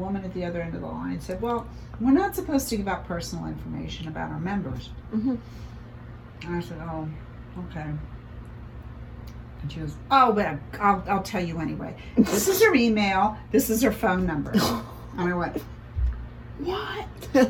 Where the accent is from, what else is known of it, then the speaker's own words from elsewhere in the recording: Norfolk, Virginia, United States; born there; I was born in Norfolk, Virginia.